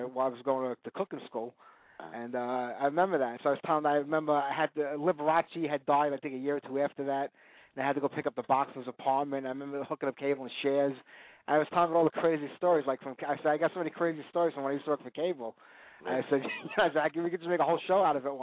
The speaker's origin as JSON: {"language": "English", "town": "New York City", "region": "New York", "country": "United States", "said": "I came from Brooklyn like Tommy"}